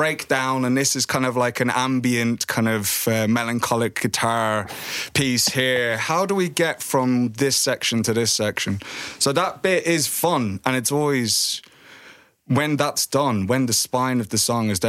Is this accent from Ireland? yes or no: yes; Ireland; bands that we grew up with in Ireland